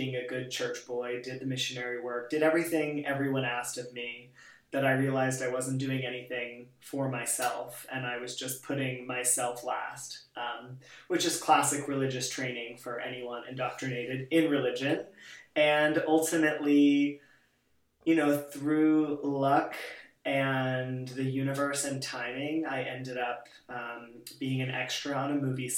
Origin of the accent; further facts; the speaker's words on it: California, United States; now in New York City, United States; I'm originally from California